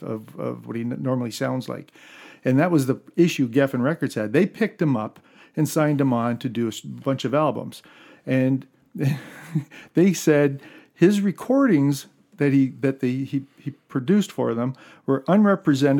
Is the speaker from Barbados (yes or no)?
no; Canada; We're Canadian